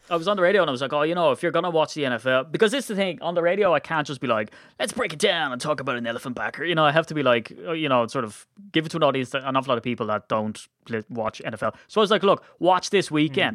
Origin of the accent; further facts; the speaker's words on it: Ireland; we're Irish